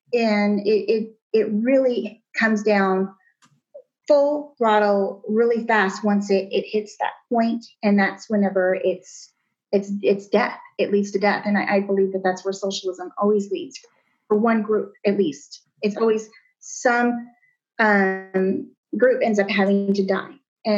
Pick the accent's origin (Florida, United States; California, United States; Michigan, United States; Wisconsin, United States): California, United States; Southern; also born or lived in Maryland; I grew up in Southern California.